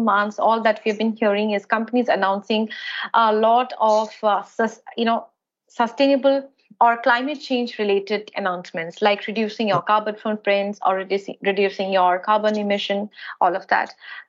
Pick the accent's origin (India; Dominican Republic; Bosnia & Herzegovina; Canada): India; we as an Indian, India, we are not a developed country.